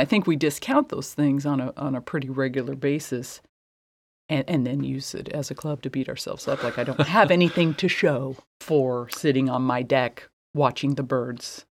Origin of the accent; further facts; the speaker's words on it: Midwest, United States; I was raised in the Midwest